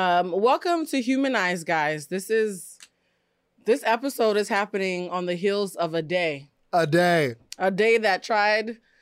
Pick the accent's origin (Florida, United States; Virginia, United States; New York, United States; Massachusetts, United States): Massachusetts, United States; now in Los Angeles, United States; I'm from Massachusetts.